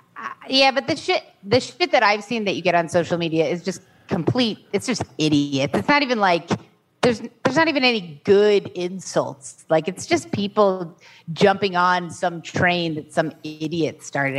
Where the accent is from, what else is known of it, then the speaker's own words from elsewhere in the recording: Chicago, Illinois, United States; now in Arizona, United States; I grew up in Chicago